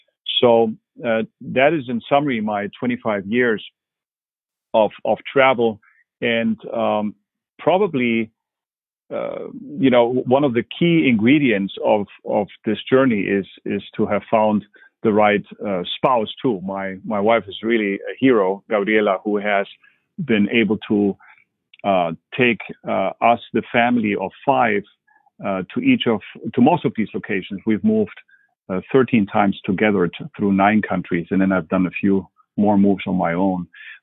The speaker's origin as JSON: {"language": "English", "town": "Quito", "region": "Pichincha", "country": "Ecuador", "tie": "born or raised there", "also_born_or_lived": "Berlin, Germany", "second_language": "English", "said": "So I'm originally from Germany. I was born in Berlin and then brought up in Ecuador in Quito."}